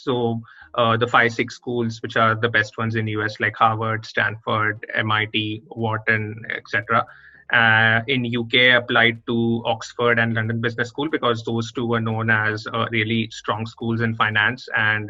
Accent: India; moved away as an adult; also born or lived in Mumbai, India / Melbourne, Australia; I'm originally from India, and I recently completed my MBA from Melbourne Business School in Australia.

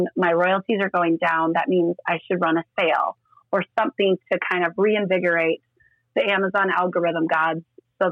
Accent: Estherville, Iowa, United States; moved away as an adult; now in Sioux Falls, United States; I grew up in Northwest Iowa.

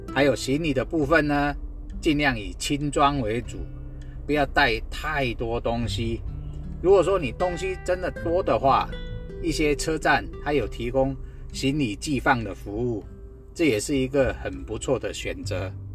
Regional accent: Guanxi, Hsinchu County, Taiwan; 我是来自新竹关西的淳朴青年

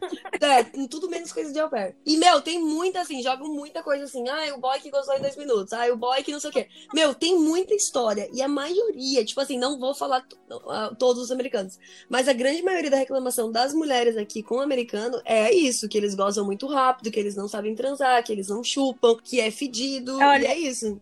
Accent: Brazil; now in United States

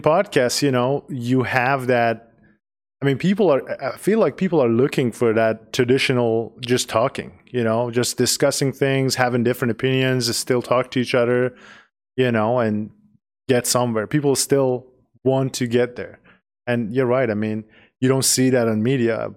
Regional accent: Tehran, Tehran Province, Iran; English is a second language; now in United States; I grew up in a big city in, in Tehran, which is the capital of Iran

